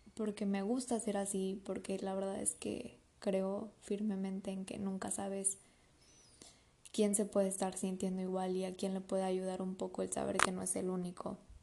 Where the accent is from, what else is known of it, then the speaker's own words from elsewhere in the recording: Mexico City, Mexico; moved away as an adult; now in Mérida, Mexico; yo soy de la Ciudad de México me vine a vivir a Mérida